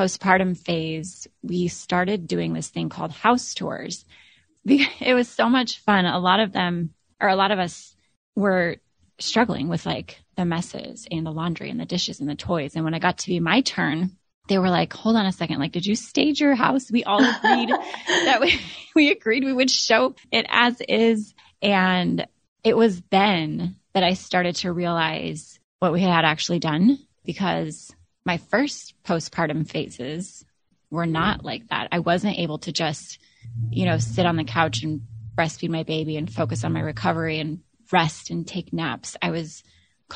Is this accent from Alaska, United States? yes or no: yes; Alaska, United States; moved away as an adult; now in Florida, United States; my husband and I moved from Alaska to Florida, both born and raised.